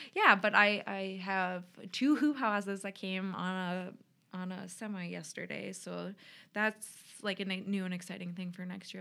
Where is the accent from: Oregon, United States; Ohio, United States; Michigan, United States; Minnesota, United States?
Minnesota, United States; Minneapolis; moved away as an adult; also born or lived in Washington State; now in Rochester, Minnesota, United States; I grew up in the cities, and my parents still live in Eagan